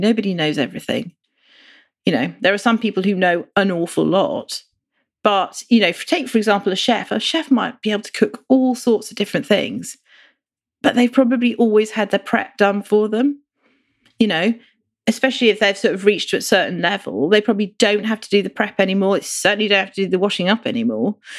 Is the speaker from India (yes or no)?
yes; India; now in United Kingdom; I grew up in India